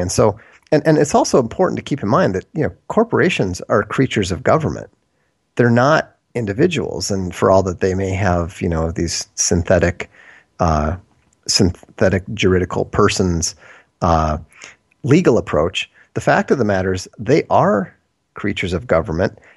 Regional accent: Minnesota, United States; moved away as an adult; also born or lived in Boston / Europe; then my parents moved to Minnesota

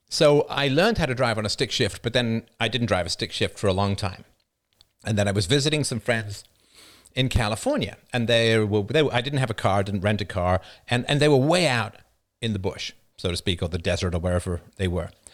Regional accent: United Kingdom; as a British person

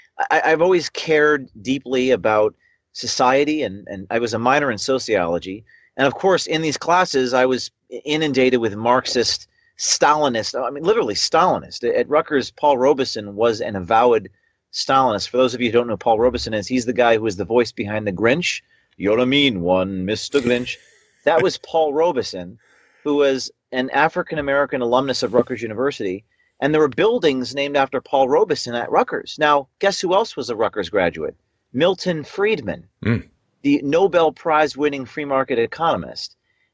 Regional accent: Ireland; trying to ban Lucky Charms because they're racist to Irish people, myself being an Irishman.

